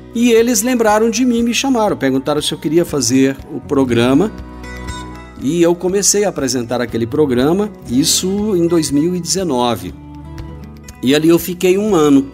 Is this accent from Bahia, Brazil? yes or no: no; Rio Verde, Goiás, Brazil; Eu nasci em Rio Verde no ano de 1966